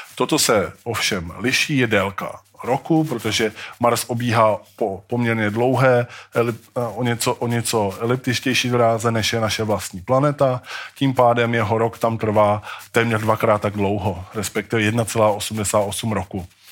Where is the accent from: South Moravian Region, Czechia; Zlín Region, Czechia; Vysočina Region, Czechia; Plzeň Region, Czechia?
South Moravian Region, Czechia; Brno; My jsme totiž z Brna, to je taková specialita.